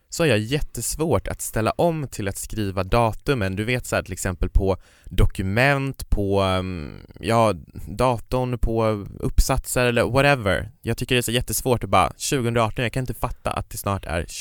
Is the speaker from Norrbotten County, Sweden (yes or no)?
yes; Kiruna, Norrbotten County, Sweden; now in Stockholm, Sweden; Jag var ju uppe i Kiruna, där jag kommer ifrån. Det kanske inte hörs på min dialekt, jag har bott i Stockholm i många år